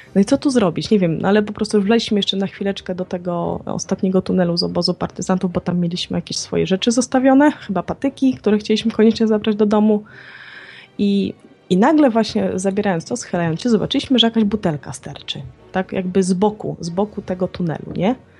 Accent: Białystok, Podlaskie Voivodeship, Poland; moje okolice, bo ja jestem, e, tak z urodzenia Białostoczanką.

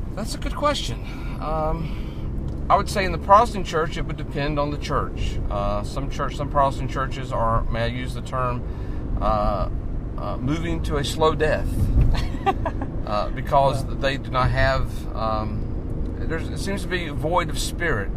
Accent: North Carolina, United States; now in Maine, United States; I'm originally from North Carolina, uh, but I live in the state of Maine right now

